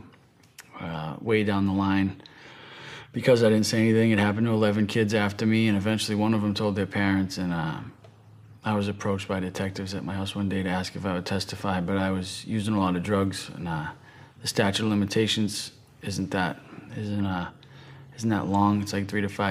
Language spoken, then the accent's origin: English; right outside of Boston, Massachusetts, United States; I'm from the East Coast, from Massachusetts, right outside of Boston.